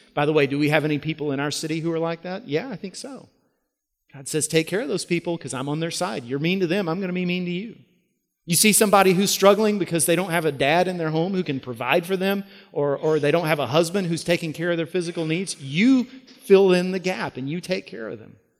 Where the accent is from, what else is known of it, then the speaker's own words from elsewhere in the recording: United States; As American Christians